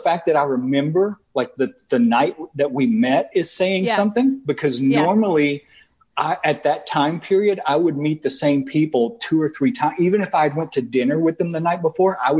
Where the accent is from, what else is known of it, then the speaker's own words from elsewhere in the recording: the South, United States; now in New Orleans, United States; growing up in the South